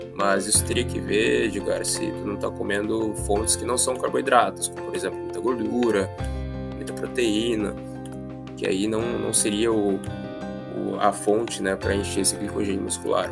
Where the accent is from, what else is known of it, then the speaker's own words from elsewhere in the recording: Joinville, Santa Catarina, Brazil; eu sou de Joinville, Santa Catarina